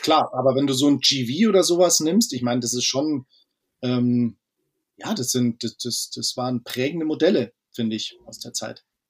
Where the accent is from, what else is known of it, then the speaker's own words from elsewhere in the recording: Munich, Bavaria, Germany; Wir sind äh, Münchner Jungs